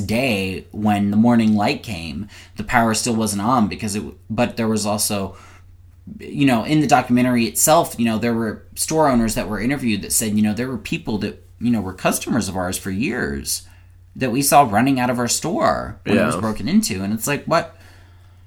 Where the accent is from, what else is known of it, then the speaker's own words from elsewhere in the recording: the South, United States; I'm a Southerner